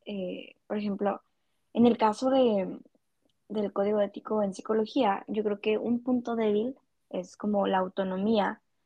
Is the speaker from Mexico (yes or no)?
yes; Culiacán, Sinaloa, Mexico; yo soy originaria de Culiacán, Sinaloa